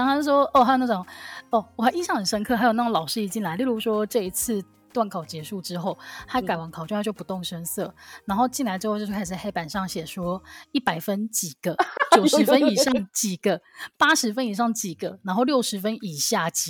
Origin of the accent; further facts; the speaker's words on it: Taiwan; 其实我们这样子啊，只要身为台湾人，应该从小到大都是经历就是各种大大小小的考试吧？